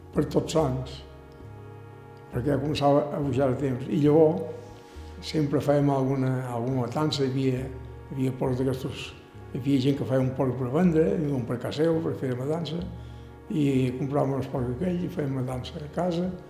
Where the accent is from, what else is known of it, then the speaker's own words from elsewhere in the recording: Sant Josep de sa Talaia, Balearic Islands, Spain; also born or lived in Ibiza Town; jo m'he criat aquí a Sant Jordi sempre